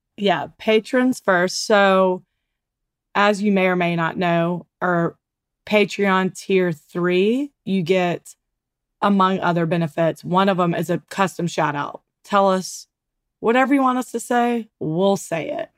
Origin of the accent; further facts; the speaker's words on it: Mountain Brook, Alabama, United States; we grew up in Mount Brook